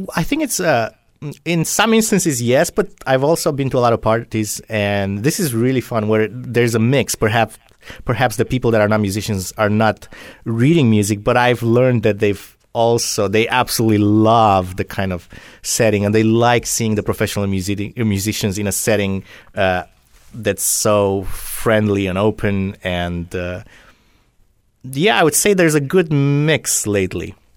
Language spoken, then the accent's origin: English; Drobeta-Turnu Severin, Mehedinți County, Romania; also born or lived in Philadelphia, United States; now in Southwest Florida, United States; I was born in a town on the Danube in Romania. This is in the southwest. Uh, it's called Roberta Turnu uh, Severin